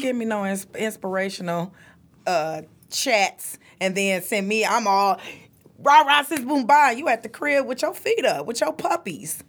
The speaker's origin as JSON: {"language": "English", "town": "Detroit", "region": "Michigan", "country": "United States", "tie": "born or raised there", "also_born_or_lived": "Anniston, Alabama", "said": "I am from the South, so I was born and raised in Anniston, Alabama. Came here, grew up on the east side of Detroit"}